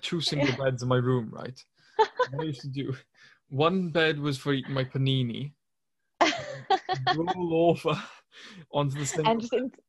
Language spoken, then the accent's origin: English; Welsh, Wales, United Kingdom; Am I Welsh? Yeah, I am Welsh.